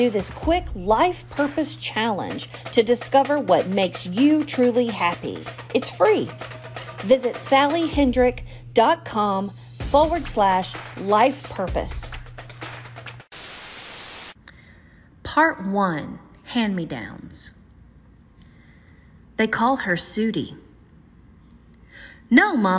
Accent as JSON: {"language": "English", "town": "Humboldt", "region": "Tennessee", "country": "United States", "tie": "born or raised there", "said": "I grew up in Humboldt, Tennessee"}